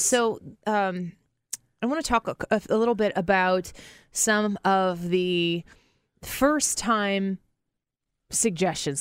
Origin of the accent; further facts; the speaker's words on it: St. Louis, Missouri, United States; I'm from Saint Louis, and we're doing this, uh, podcast out of Saint Louis